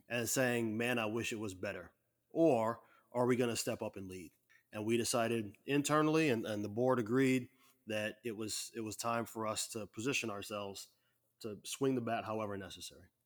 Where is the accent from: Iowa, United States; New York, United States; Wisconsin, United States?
Iowa, United States; Waterloo; I'm from Waterloo, I got to actually caucus